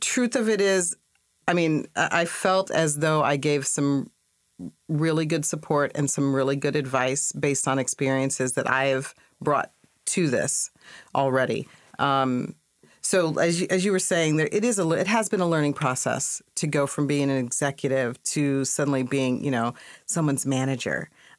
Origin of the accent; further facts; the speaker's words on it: Washington, United States; also born or lived in New York; I was born in New York, and then we moved around a lot. Almost every 3 years, but we landed when I was 10 in Washington State. So I pretty much grew up from fifth grade through my undergrad years in Washington State.